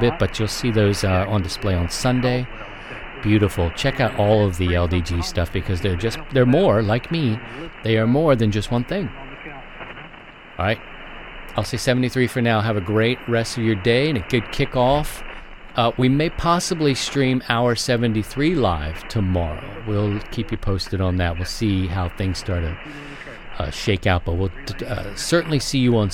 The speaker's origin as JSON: {"language": "English", "region": "Maryland", "country": "United States", "tie": "born or raised there", "said": "Maryland, my home state"}